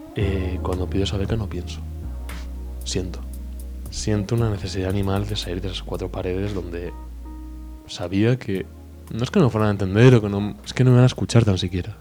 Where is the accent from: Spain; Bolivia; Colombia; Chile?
Spain; also born or lived in Mexico; soy español.